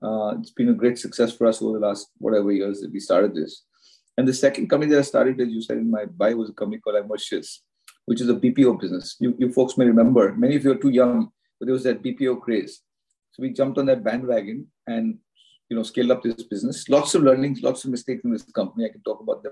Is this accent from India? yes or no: yes; Mumbai, Maharashtra, India; also born or lived in Kodaikanal; I grew up in Bombay, now, of course, called Mumbai, my favorite city in the world, here all my life